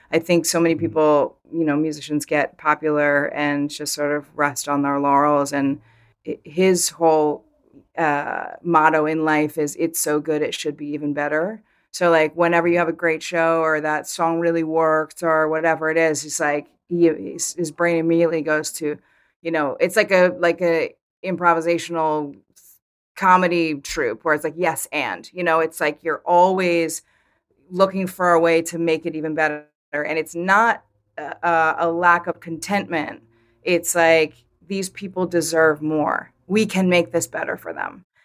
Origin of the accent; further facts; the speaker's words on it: Vermont, United States; I grew up in Vermont